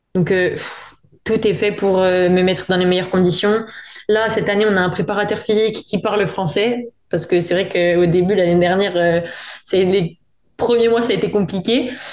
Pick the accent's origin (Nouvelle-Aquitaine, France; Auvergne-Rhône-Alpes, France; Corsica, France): Corsica, France; moved away as an adult; also born or lived in Paris, France / Montpellier, France; now in Seville, Spain; j'ai vécu, j'ai grandi euh, à Listre ou à Canal d'Hiver